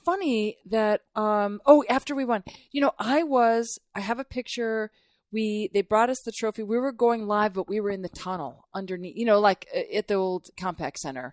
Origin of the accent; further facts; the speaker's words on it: Duluth, Minnesota, United States; moved away as an adult; now in Houston, United States; I didn't grow up here. I grew up in Minnesota